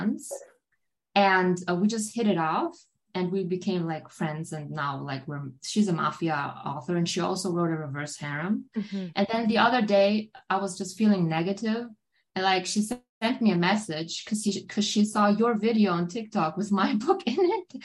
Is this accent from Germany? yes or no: yes; Germany; first language German; English is a second language; here in Germany